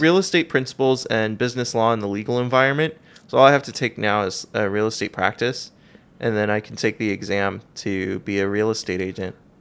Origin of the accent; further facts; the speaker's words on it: San Gabriel Valley, Los Angeles, California, United States; I am from a suburb of Los Angeles. I lived out in the San Gabriel Valley